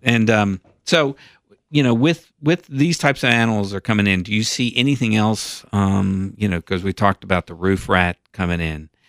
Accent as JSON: {"language": "English", "town": "Knoxville", "region": "Tennessee", "country": "United States", "tie": "born or raised there", "said": "when I was a kid growing up in Knoxville"}